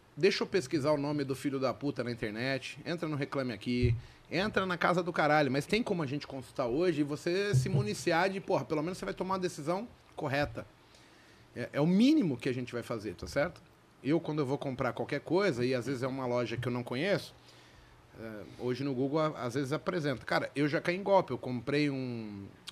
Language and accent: Portuguese; São Paulo, Brazil; also born or lived in Vila Brasilândia; Eu nasci na Vila Nova Cachoeirinha. Eu, eu, há pouco tempo, cara, seis anos atrás, eu morava ali na Vila Brasilândia